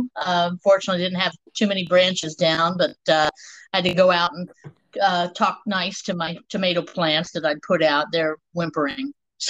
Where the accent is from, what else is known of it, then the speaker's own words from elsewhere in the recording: Germany; born there; Okay, I was born in Germany. I'm the child of an army family.